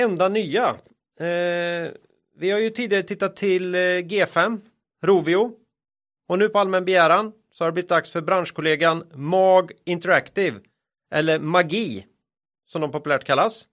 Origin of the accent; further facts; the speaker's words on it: Västergötland, Västra Götaland, Sweden; moved away; Jag är ju västgöte från början.